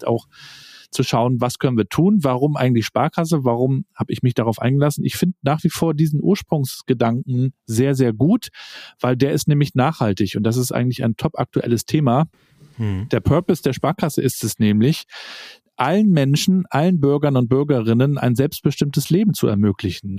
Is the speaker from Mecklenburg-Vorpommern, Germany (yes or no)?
yes; Rostock, Mecklenburg-Vorpommern, Germany; Ich bin hier in Rostock aufgewachsen, noch in der DDR-Zeit damals